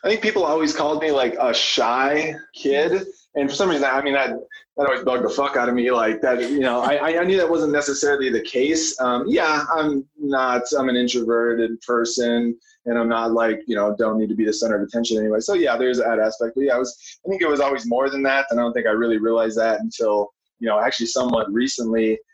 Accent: Minnesota, United States; moved away as an adult; now in Colorado, United States; growing up in Minnesota

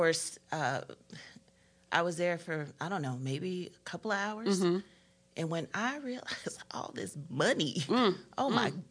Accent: Augusta, Georgia, United States; also born or lived in Atlanta, Georgia; I was in Augusta, Georgia

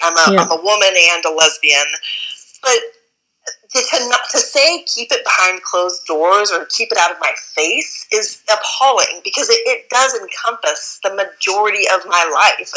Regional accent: Midwest, United States; growing up in the Midwest

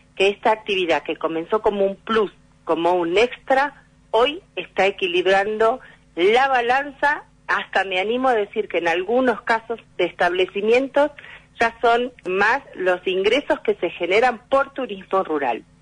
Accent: Coronel Suárez, Buenos Aires Province, Argentina; yo soy nacida en Coronel Suárez, y cuando regreso a mi ciudad, después de haber vivido en Buenos Aires

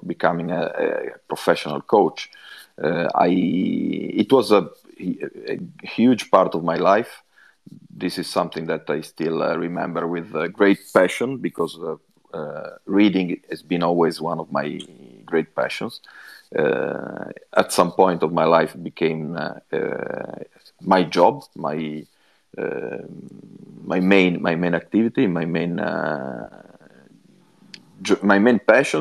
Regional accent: Genoa, Liguria, Italy; English is a second language; also born or lived in Swindon; at the moment I'm in my hometown in Genoa

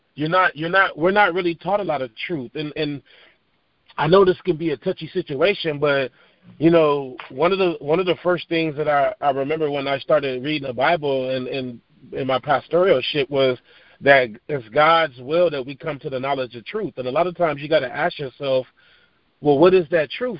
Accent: Long Beach, California, United States; moved away as an adult; I'm from Long Beach, California. Uh, grew up on the East Side

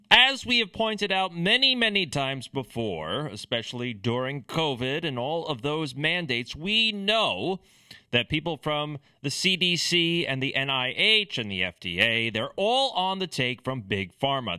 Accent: United States; as an American

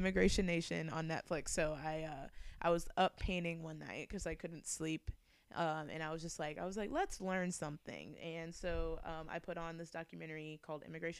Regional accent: Bloomington, Illinois, United States; moved away; also born or lived in Columbia, Missouri; I always felt kind of isolated growing up in Bloomington Normal, because I was like one of two Black kids that went to my elementary school

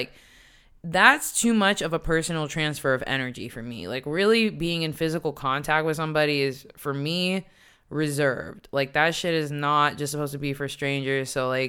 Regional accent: Morgantown, West Virginia, United States; moved away as an adult; also born or lived in New York City, United States / Washington, D.C., United States; now in Amsterdam, Netherlands; I'm from West Virginia, born and raised in like a small country town.

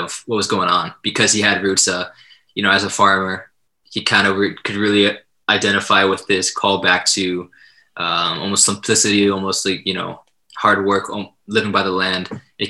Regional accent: Hawaii, United States; growing up in Hawaii

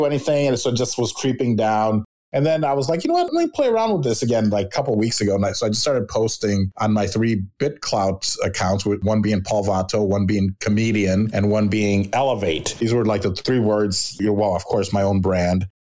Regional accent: Chicago, Illinois, United States; I'm Latino, but I was born here. I like to say I'm a Chicano from Chicago

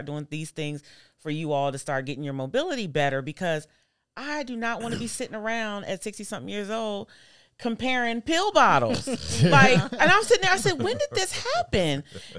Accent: Nashville, Tennessee, United States; born there; I was born in Nashville.

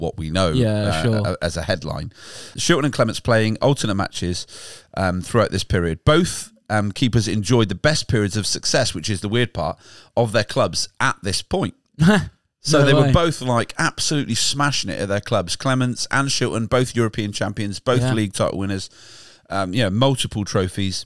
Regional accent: the Southwest, South West England, United Kingdom; We're from the Southwest

